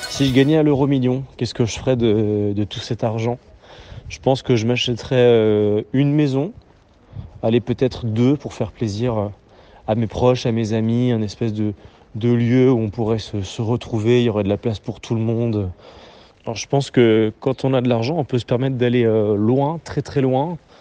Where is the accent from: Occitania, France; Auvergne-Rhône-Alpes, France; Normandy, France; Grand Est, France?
Grand Est, France; Nancy; moved away as an adult; also born or lived in Lille; now in Paris, France; j'ai grandi à Nancy.